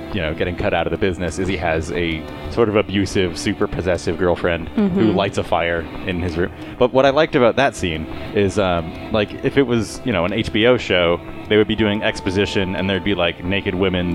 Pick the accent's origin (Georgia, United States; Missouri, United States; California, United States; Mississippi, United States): California, United States; Palo Alto; Palo Alto, my hometown